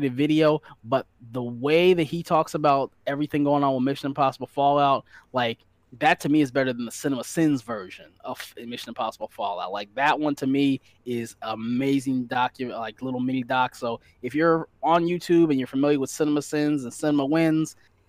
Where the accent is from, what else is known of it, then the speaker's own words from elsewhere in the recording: Detroit, Michigan, United States; we're from Detroit too.